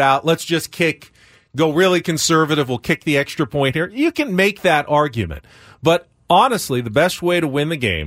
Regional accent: San Diego, California, United States; I grew up in San Diego

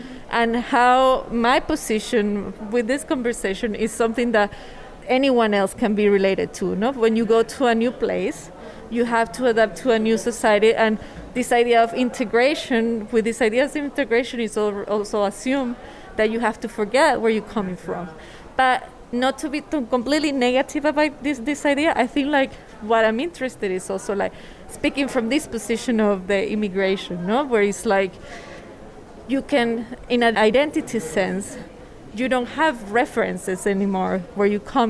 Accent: Venezuela; also born or lived in Spain; now in Berlin, Germany; I am seen as a Latin American because I was born in Venezuela, but I haven't lived there in a long time

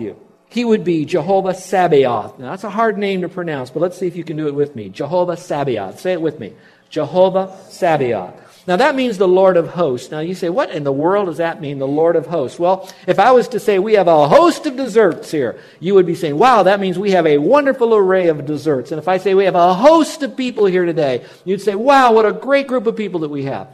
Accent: Miami, Florida, United States; We grew up in Miami

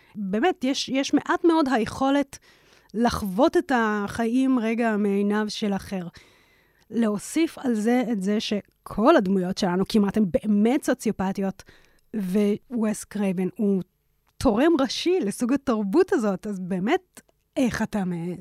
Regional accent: Israel; התקופה בה אני התבגרתי בישראל

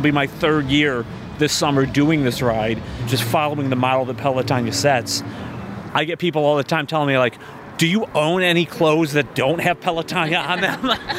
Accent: Toledo, Ohio, United States; I'm from Toledo, which is, you know, 2.5 hours from here.

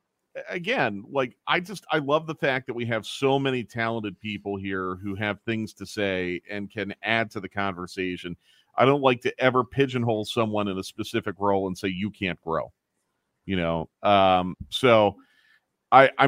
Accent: Philadelphia, Pennsylvania, United States; I grew up in Philadelphia

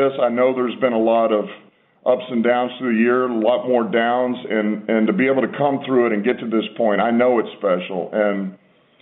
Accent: Texas, United States; now in Detroit, United States; I'm from Texas.

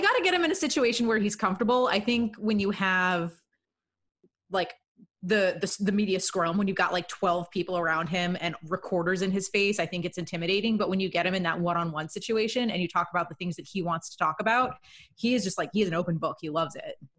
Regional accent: Washington, District of Columbia, United States; my hometown Wizards

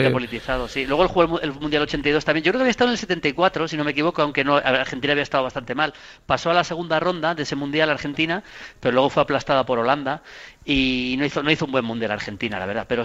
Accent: Leganés, Community of Madrid, Spain; sí, yo, soy de Leganés. Yo, yo viví en Leganés hasta, hasta, hasta, que me, hasta que entré a trabajar en, el año 87, más o menos, 88

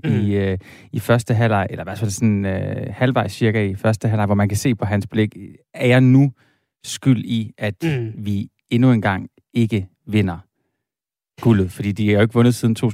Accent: Silkeborg, Central Denmark Region, Denmark; Nu er jeg fra Silkeborg

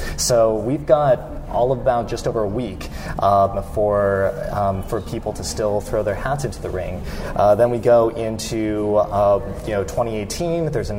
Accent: Las Vegas, Nevada, United States; moved away as an adult; now in Pittsburgh, United States; I'm from Las Vegas

